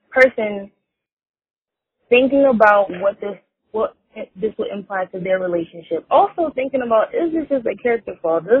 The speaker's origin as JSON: {"language": "English", "town": "Philadelphia", "region": "Pennsylvania", "country": "United States", "said": "I'm also from Philly too"}